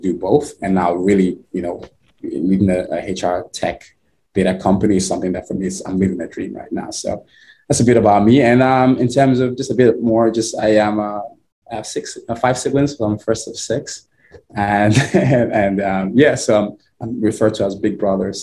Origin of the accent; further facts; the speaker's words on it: Nigeria; now in United States; I am originally from Nigeria. Grew up in Nigeria. My early years and been in the US for over 10 years now.